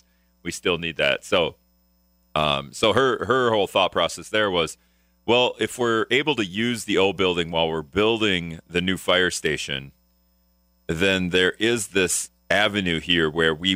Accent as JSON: {"language": "English", "town": "Appleton", "region": "Wisconsin", "country": "United States", "tie": "born or raised there", "moved": "yes", "lives_now": "La Crosse, United States", "said": "I'm from the Appleton area, so when the EAA came to Oshkosh, the fly-in, I was always begging Dad and Mom to take me"}